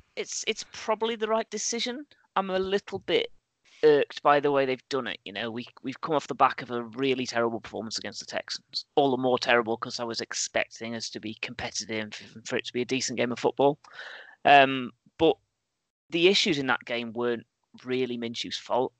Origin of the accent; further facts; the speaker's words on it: England, United Kingdom; we're all English, right? We grow up with a suspicion of franchises